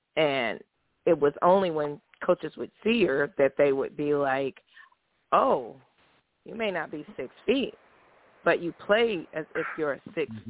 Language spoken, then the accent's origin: English; California, United States; I'm from California